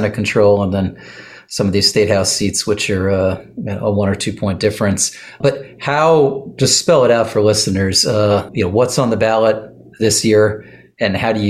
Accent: Lehigh Valley, Pennsylvania, United States; I'm from the better side of the Lehigh River

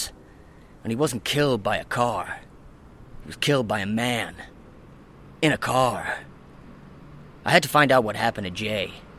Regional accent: Nottingham, East Midlands, United Kingdom; I'm originally from Nottingham. I went to school here, primary school, secondary school

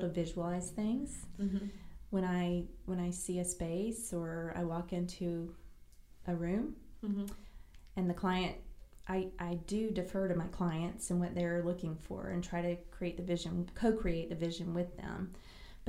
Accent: California, United States; also born or lived in South Carolina / Destin, Florida / San Diego, California; I was actually born in California, so I am a California girl and a Southern girl, but because my mom and dad are both from South Carolina

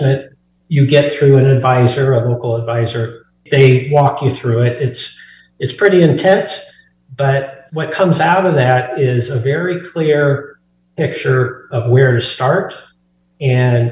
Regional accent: Burlington, Iowa, United States; moved away as an adult; now in Colorado, United States; I'm actually an Iowa native. I grew up in Burlington, Iowa, but I've been in Colorado for over 30 years now

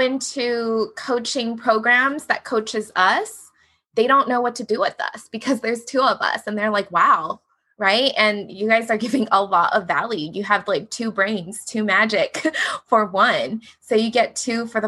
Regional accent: Hawaii, United States; I'm from Hawaii. We have Hawaii education

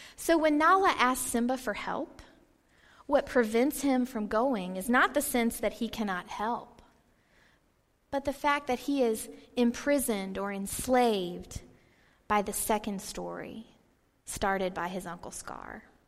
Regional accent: Georgia, United States; I lived in Georgia, I grew up in Georgia

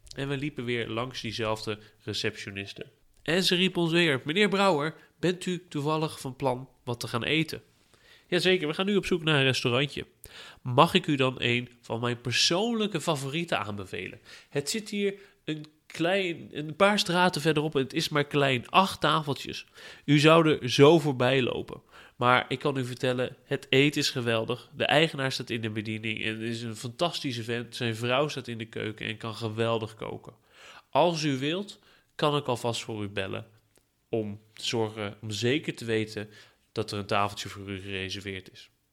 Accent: Netherlands; als Nederlander

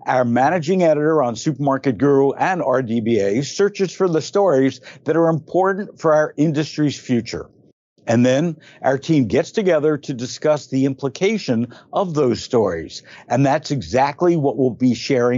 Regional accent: Belleville, New Jersey, United States; I grew up in Belleville, New Jersey.

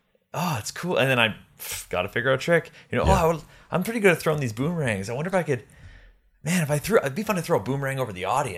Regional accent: Canada; Because I'm Canadian, I got to keep getting this O-1 every 3 years.

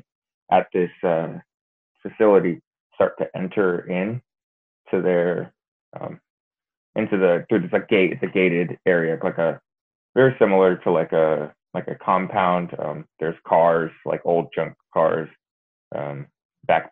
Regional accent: Reading, Pennsylvania, United States; also born or lived in Lagos, Nigeria; now in Oklahoma, United States; I was born in Lagos, Nigeria. After that, when I was around 2 years old, I moved to Reading, Pennsylvania

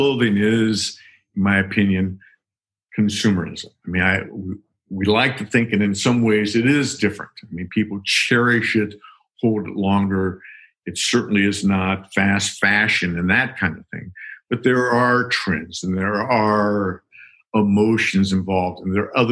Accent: Sacramento, California, United States; I grew up in Sacramento

